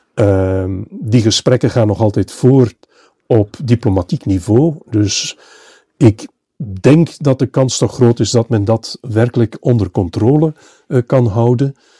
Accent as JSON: {"language": "Dutch", "region": "Flanders", "country": "Belgium", "said": "bij ons in Vlaanderen"}